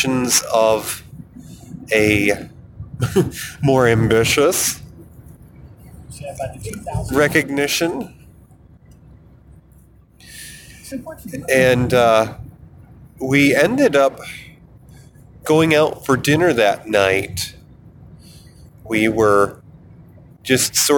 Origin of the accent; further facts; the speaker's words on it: New York, United States; moved away as an adult; also born or lived in Colorado; I moved back from the centennial state of Colorado to my home state of New York